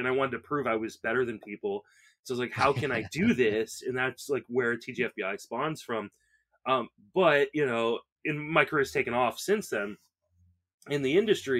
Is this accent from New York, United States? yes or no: no; Washington, District of Columbia, United States; also born or lived in Northern Virginia; I grew up in and around the Washington, D.C. area.